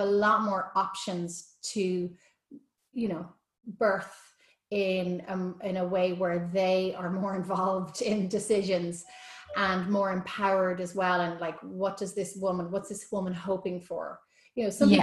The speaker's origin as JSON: {"language": "English", "country": "Ireland", "said": "being Irish"}